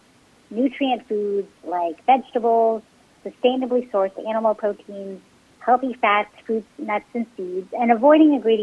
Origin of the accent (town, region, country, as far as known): San Francisco Bay Area, California, United States; born or raised there